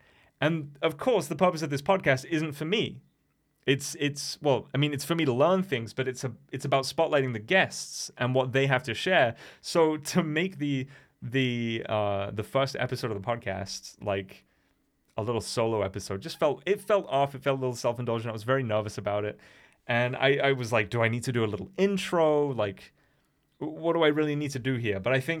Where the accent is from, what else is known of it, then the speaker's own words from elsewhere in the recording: England, United Kingdom; also born or lived in Germany; now in Wales; I now live in Wales, but I'm not Welsh. And I was born in Germany because I'm part of a military family. So we moved around a lot. But yeah, I was born in Germany, and then we moved to England